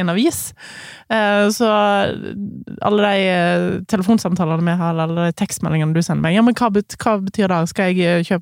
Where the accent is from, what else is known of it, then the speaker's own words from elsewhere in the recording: Voss, Vestland, Norway; jeg kommer fra bygda. Jeg kommer ikke fra Oslo, sånn som du gjør.